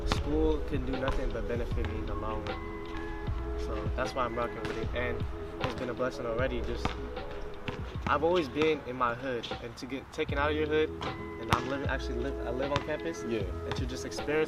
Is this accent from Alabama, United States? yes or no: no; San Diego, California, United States; being at State, and which is in my home city, and I can just go drive home in 20 minutes